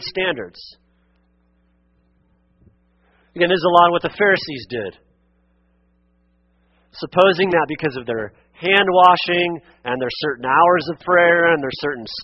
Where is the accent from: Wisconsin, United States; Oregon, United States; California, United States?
Oregon, United States; Western; where I grew up in Western Oregon